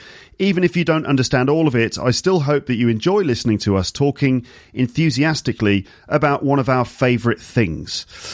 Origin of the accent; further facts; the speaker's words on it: United Kingdom; It's your duty as a British person teaching people your language and culture